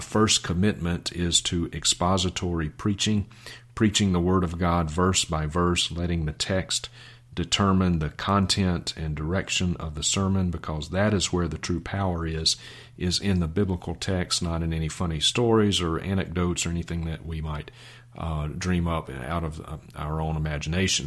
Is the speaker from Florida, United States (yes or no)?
no; Vicksburg, Mississippi, United States; I was born and reared in Vicksburg, Mississippi